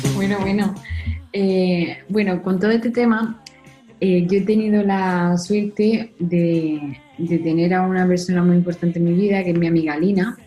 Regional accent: Spain; Nosotros que somos españoles

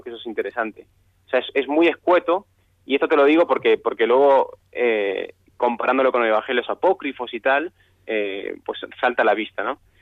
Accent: Argentina; yo soy argentino

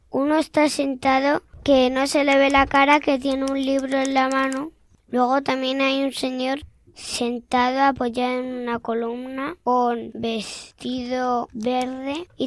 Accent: Madrid, Community of Madrid, Spain; Yo de Madrid.

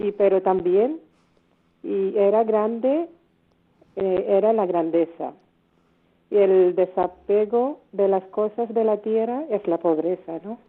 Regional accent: India; Spanish is a second language; now in Spain; Somos nueve hermanas de la India

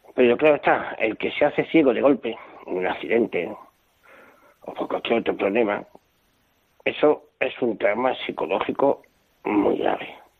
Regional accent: Bilbao, Basque Country, Spain; nací un día 18 de noviembre por la mañana en Bilbao

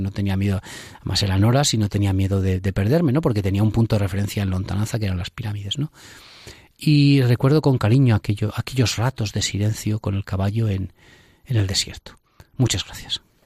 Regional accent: Salamanca, Castile and León, Spain; los que somos de Salamanca

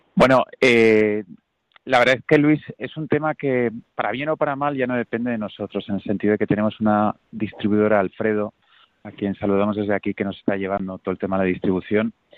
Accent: Valencia, Valencian Community, Spain; por mi tierra, por Valencia

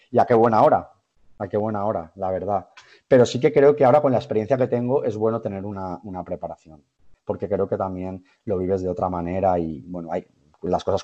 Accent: Gandia, Valencian Community, Spain; now in Valencia, Spain; soy de Gandía, realmente soy de Gandía. Vivo, vivo ahora en eh, Valencia por eh, cuestiones laborales

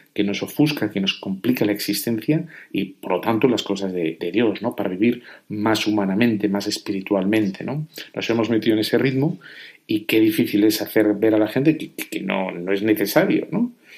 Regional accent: Spain; Yo aquí en España

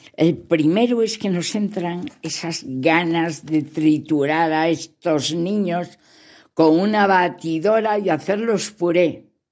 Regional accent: León, Castile and León, Spain; Así se dice en mi tierra, en León, besines

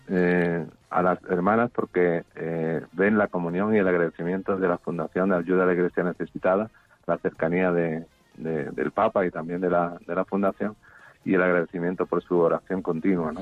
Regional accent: Jerez de la Frontera, Andalusia, Spain; now in Granada, Spain; En mi tierra, en Jerez

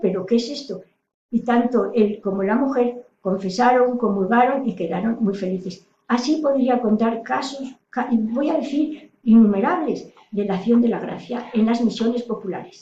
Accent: Salamanca, Castile and León, Spain; now in Toledo, Spain; soy de Salamanca, ahora vivo en Toledo

